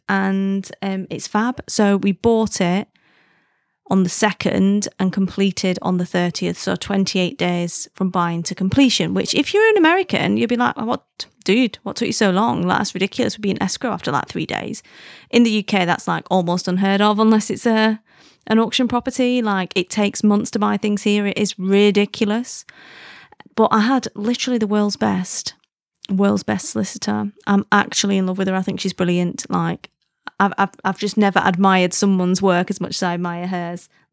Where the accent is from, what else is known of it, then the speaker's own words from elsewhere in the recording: United Kingdom; being British